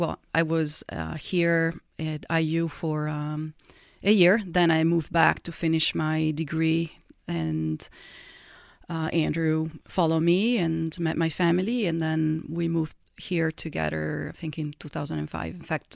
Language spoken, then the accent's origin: English; Italy; English is a second language; people would immediately ask me, oh, where are you from? You're from Italy.